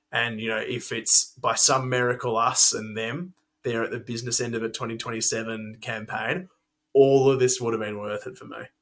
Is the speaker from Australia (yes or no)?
yes; Australia; as Australian fans